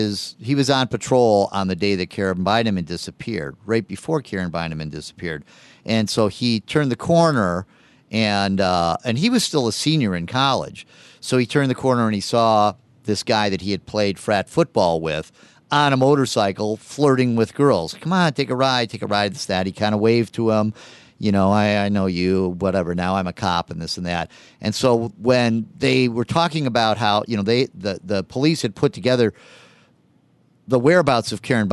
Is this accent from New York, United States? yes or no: no; California, United States; I grew up in California, and I remember when the Hillside Strangler case in the late 70s, very scary.